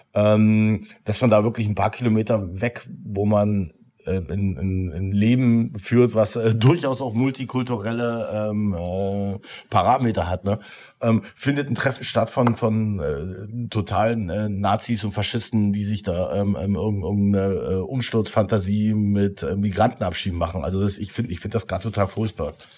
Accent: Potsdam, Brandenburg, Germany; als Potsdamer

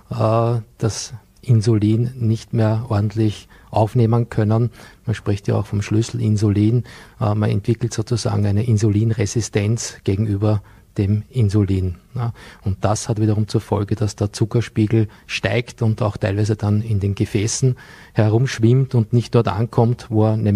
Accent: Bregenz, Vorarlberg, Austria; Vor vielen Jahren ging ich hier in Bregenz zur Schule, auch wenn man das an meinem Dialekt nicht mehr hören kann.

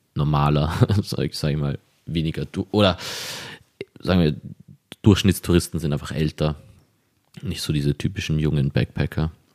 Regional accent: Vienna, Austria; ich bin hier in Wien aufgewachsen

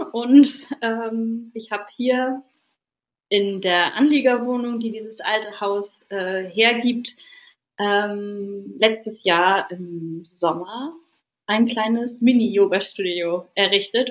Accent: Lütjensee, Schleswig-Holstein, Germany; also born or lived in Hamburg; bin hier aufgewachsen in Lütchensee, wo ich jetzt wieder lebe

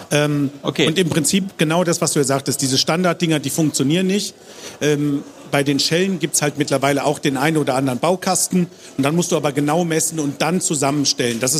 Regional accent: Baden-Württemberg, Germany; Ich will jetzt als Schwabe was Gescheites.

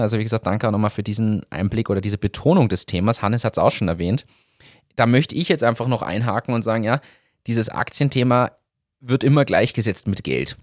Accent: Germany; also born or lived in Upper Austria; now in Austria; Als Deutscher

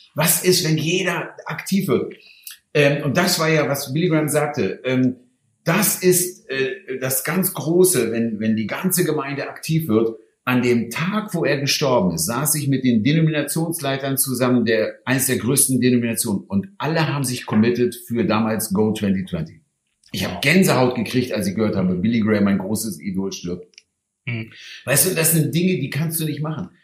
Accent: Hanover, Lower Saxony, Germany; Ich komme aus Hannover

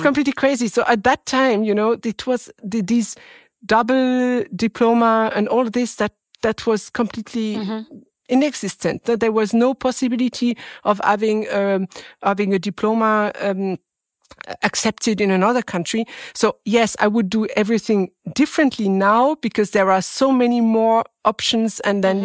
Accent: France; English is a second language; I was born in France and I'm French

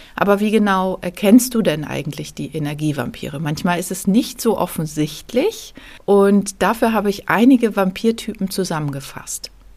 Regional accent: Lübeck, Schleswig-Holstein, Germany; moved away; nachdem wir in der Corona-Zeit in meine Heimatstadt Lübeck gezogen sind

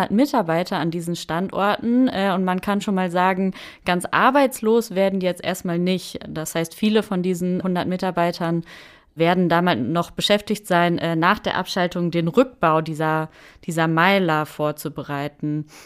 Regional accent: North Rhine-Westphalia, Germany; dann in Ahaus äh, in meiner Heimat im Münsterland

